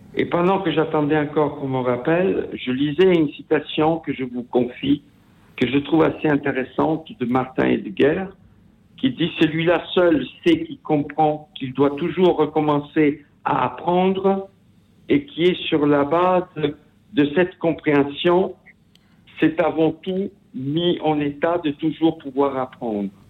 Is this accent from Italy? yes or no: yes; Italy; first language Italian; French is a second language; ma langue maternelle, qui est l'italien, parce que je suis italien